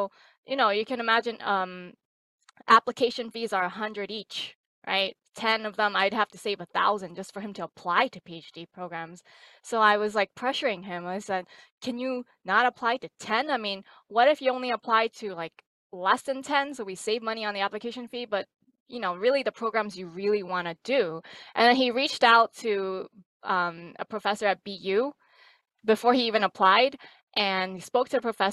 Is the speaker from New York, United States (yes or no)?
yes; New York City, New York, United States; also born or lived in Lubbock, Texas; now in Boston, United States; I'm actually originally from New York City